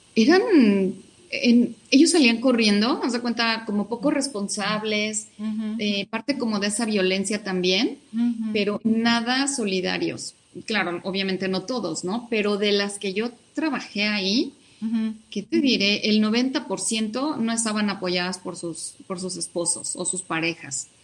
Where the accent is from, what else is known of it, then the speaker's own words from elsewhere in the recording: Mexico City, Mexico; also born or lived in Hidalgo; mi familia es de Hidalgo, yo ya nací acá en la Ciudad de México